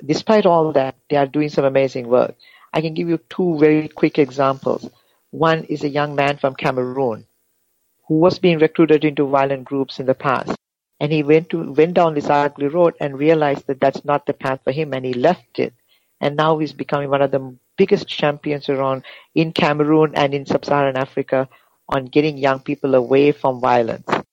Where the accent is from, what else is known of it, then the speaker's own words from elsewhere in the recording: Sri Lanka; moved away; I'm originally from Sri Lanka. I grew up in Sri Lanka half of my life and half of my life outside the, outside of Sri Lanka